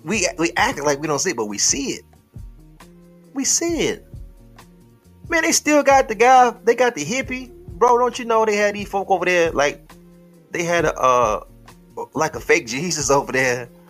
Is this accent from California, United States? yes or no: no; Detroit, Michigan, United States; he know I'm from Detroit, and that's some inner city shit.